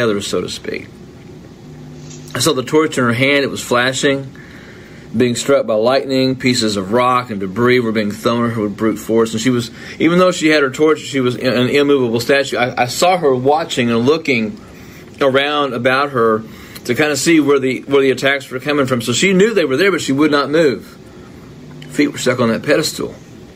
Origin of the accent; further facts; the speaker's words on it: United States; I'm an American